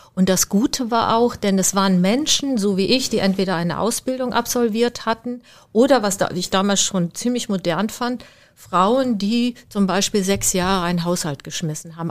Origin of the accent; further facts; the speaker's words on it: Siegerland, North Rhine-Westphalia, Germany; now in Berlin, Germany; Meine Eltern hatten ähm, in meinem Heimatort, der heißt Nepfen-Seichendorf, ein Haus gebaut